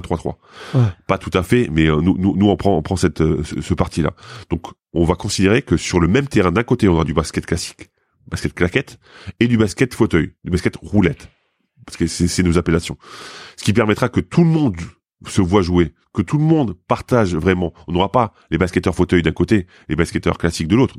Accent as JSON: {"language": "French", "area": "Lorraine", "region": "Grand Est", "country": "France", "moved": "yes", "said": "je viens de Lorraine, hein, mais euh, dans, ma famille, il y a quand même eu des mineurs"}